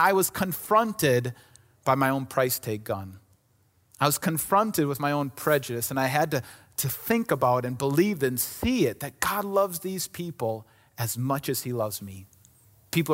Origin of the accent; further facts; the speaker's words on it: Somers, Wisconsin, United States; I grew up in Summers, Wisconsin, right next to Kenosha, Wisconsin, right? And that was about as big as my world was.